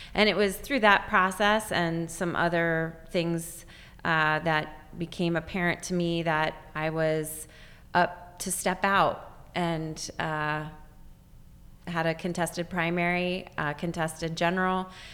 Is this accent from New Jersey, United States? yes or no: no; Juniata County, Pennsylvania, United States; moved away; also born or lived in Lancaster County, Pennsylvania; growing up in Juniata County